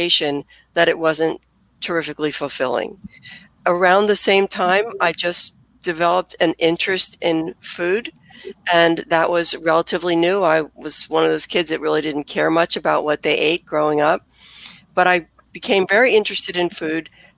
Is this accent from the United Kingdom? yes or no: no; Philadelphia, Pennsylvania, United States; also born or lived in Bryn Mawr, Pennsylvania; as anyone can tell from my accent, I am a native Philadelphian